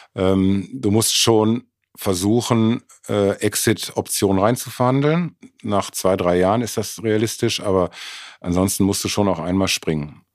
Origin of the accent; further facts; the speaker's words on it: Mülheim an der Ruhr, North Rhine-Westphalia, Germany; moved away as an adult; now in Munich, Germany; Ich bin äh, geboren in Mülheim und war die ersten 22 Jahre in Mülheim.